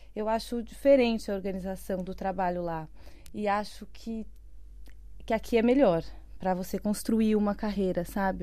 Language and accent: Portuguese; São Paulo, Brazil; moved away as an adult; now in Portugal; Eu sou de São Paulo, uhum. é, morei minha vida inteira lá.